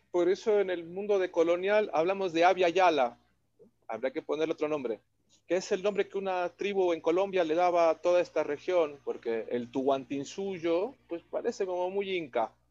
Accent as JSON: {"language": "Spanish", "country": "Mexico"}